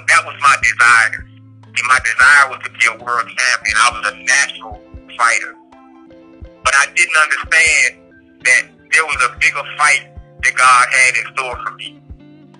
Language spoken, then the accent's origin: English; Washington, District of Columbia, United States; moved away as an adult; now in Allenwood, United States; I'm from Washington, D.C.